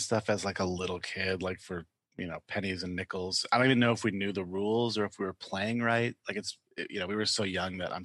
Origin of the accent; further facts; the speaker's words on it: Detroit, Michigan, United States; moved away as an adult; also born or lived in California; now in Durham, United States; I'm originally from Michigan, the Detroit area